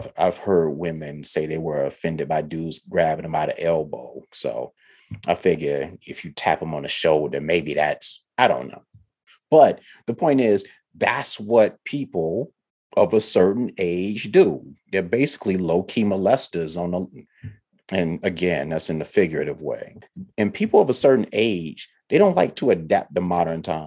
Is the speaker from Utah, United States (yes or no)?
no; Ohio, United States; now in the South, United States; I'm from Ohio and I wasn't raised in a touchy-feely household